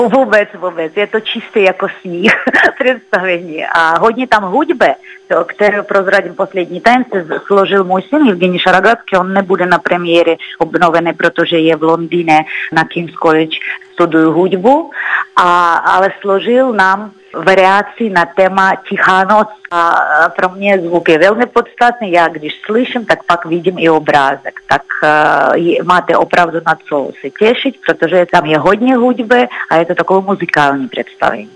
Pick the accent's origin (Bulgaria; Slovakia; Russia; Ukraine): Russia; Czech is a second language; moved away as an adult; now in Prague, Czech Republic; jsem jako původní z Ruska